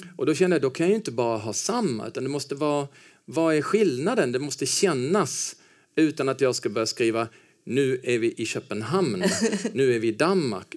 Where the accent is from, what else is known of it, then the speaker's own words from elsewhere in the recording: Helsingborg, Skåne, Sweden; moved away as an adult; also born or lived in Stockholm; now in Copenhagen, Denmark; jag är ju uppvuxen i Helsingborg. När jag var två år gammal då flyttade mina föräldrar ner till Helsingborg